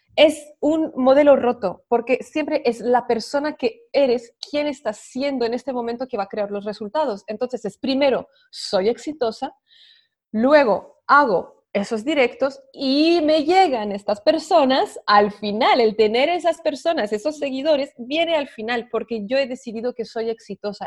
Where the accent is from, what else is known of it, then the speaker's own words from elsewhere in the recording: France; moved away; yo soy de Francia